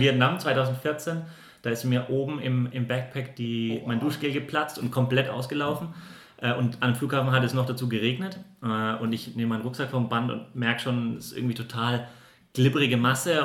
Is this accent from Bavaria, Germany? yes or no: yes; Würzburg, Bavaria, Germany; moved away; ich komme eigentlich aus Würzburg